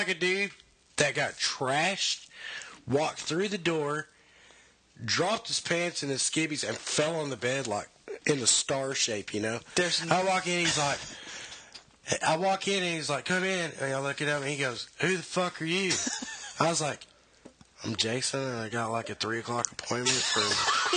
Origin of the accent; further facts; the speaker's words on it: Gholson, Texas, United States; I was from Gholson